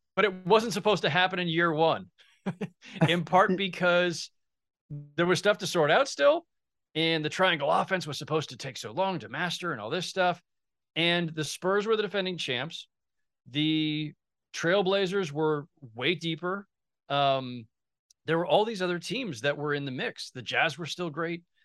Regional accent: San Jose, California, United States; now in New York, United States; I grew up in San Jose in the Bay Area.

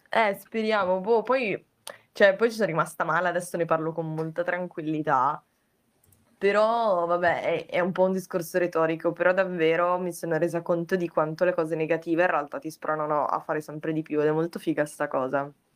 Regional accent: province of Vicenza, Veneto, Italy; moved away as an adult; now in Turin, Italy; adesso appunto vivo a Torino, però sono originaria della provincia di Vicenza, però ho vissuto un po' in giro nel frattempo

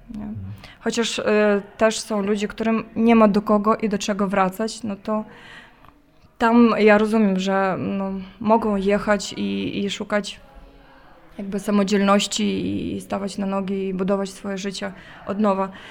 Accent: Zhytomyr, Zhytomyr Oblast, Ukraine; moved away as an adult; now in Kyiv, Ukraine; ja jestem Ukrainką, pochodzę z Żytomierza, a w, w, danej chwili pracuję, służę w Kijowie

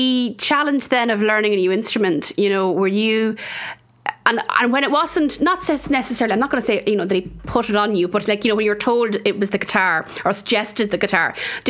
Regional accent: Offaly, Leinster, Ireland; accent: Midlands; also born or lived in Australia; I'm from Offaly. I have a Midlands accent.

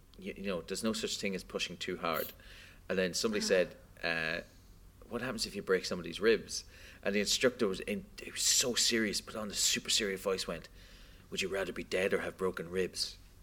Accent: Australia; I'm from Australia.

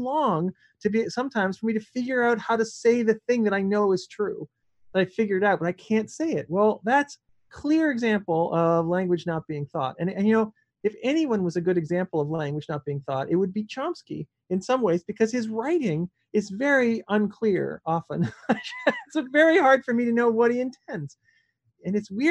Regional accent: Canada; I'm Canadian, so I speak French a bit

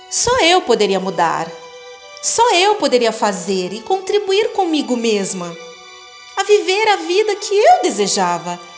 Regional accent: São Paulo, Brazil; now in Varginha, Brazil; E há 16 anos vim de São Paulo para Varginha, onde moro atualmente.

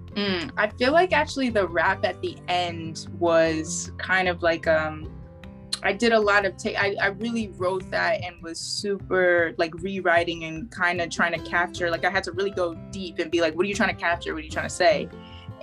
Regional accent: Maplewood, New Jersey, United States; also born or lived in Boston; I was born in Maplewood, New Jersey.

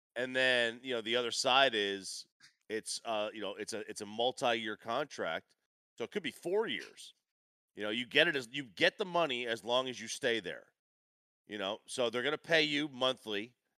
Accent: New Jersey, United States; I grew up in New Jersey

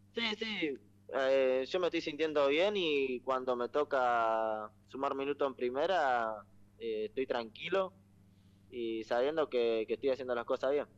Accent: Rosario, Santa Fe, Argentina; soy de Rosario, vivo ahí en Barrio Alvear, cerca, cerca del centro

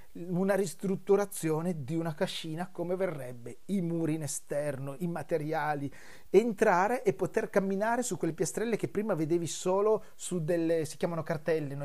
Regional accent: Brusasco, Piedmont, Italy; elementare, andavo verso la terza, mi ricordo, e le scuole erano proprio di fronte al negozio, in questo incrocio che c'è tutt'oggi a Brusasco

